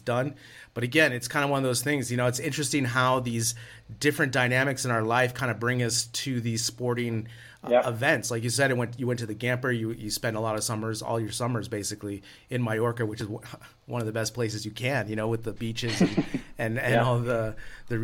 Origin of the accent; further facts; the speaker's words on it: United States; coming from the States